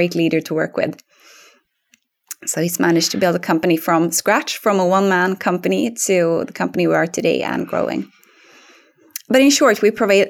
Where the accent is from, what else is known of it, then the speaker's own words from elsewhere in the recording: Linköping, Östergötland, Sweden; accent: Östgötska; English is a second language; moved away; I'm originally from Linköping in Sweden, which you might not tell from my accent now since I speak English, but I have some Östgötska in it if we would speak Swedish.